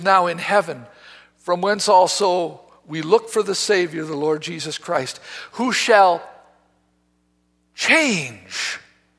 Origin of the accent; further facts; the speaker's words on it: United States; I'm an American